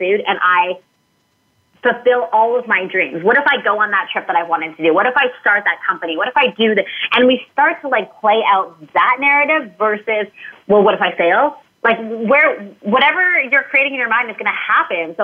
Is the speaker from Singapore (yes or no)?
no; Canada; moved away as an adult; now in San Diego, United States